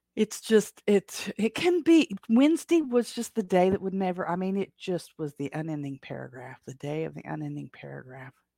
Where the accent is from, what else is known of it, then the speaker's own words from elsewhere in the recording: Appalachia, United States; I am from the Appalachians